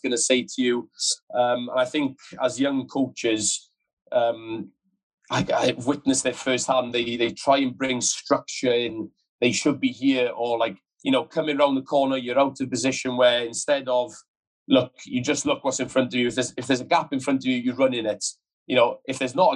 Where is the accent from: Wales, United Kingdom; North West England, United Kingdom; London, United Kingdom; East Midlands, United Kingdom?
Wales, United Kingdom; moved away as an adult; When I was growing up in Wales, did all my academy stuff, regional stuff, with the Scarlets